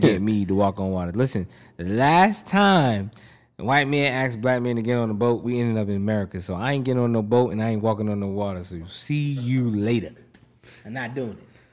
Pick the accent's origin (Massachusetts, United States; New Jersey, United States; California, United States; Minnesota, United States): Massachusetts, United States; Boston; I'm from Mattapan.